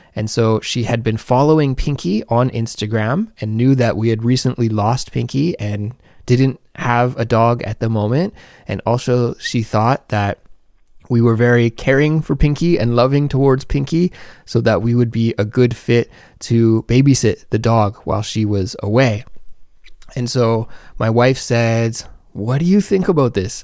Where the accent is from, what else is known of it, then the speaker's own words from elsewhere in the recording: Canada; now in South Korea; a Canadian living abroad in South Korea